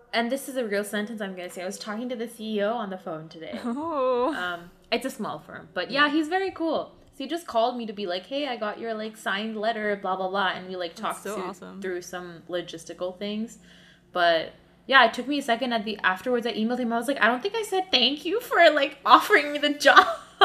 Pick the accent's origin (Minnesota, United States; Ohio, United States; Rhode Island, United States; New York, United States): New York, United States; because you're walking really slowly, and it's like, I'm from New York and it's really bothering me.